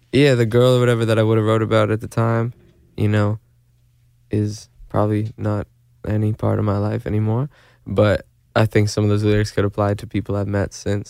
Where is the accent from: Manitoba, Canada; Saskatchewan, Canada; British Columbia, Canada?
Manitoba, Canada; now in Los Angeles, United States; I'm from Manitoba in Canada